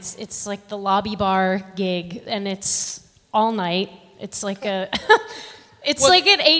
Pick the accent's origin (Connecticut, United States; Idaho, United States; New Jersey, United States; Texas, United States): Connecticut, United States; moved away as an adult; also born or lived in New York City; now in Las Vegas, United States; I grew up in Connecticut. I went to school in New York City. I went to NYU.